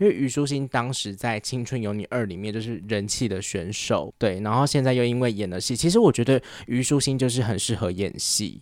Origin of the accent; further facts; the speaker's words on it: Taiwan; accent: Taiwanese Mandarin; 有时候听别人在学所谓的就是台湾普通话的腔调，嗯、我就会觉得。哎，我们平常讲话有这样吗？